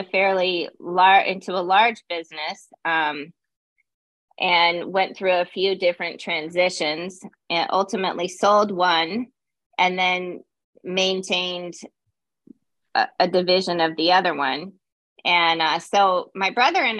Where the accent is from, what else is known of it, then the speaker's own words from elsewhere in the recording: Loveland, Colorado, United States; moved away as an adult; also born or lived in California; now in Virgin Islands; I'm from Loveland, Colorado, a Colorado native. We don't have many of those anymore. But I grew up in Loveland.